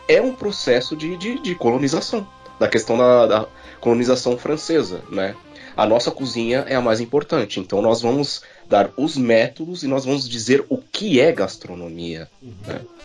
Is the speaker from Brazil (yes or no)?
yes; Brazil; Nós, como brasileiros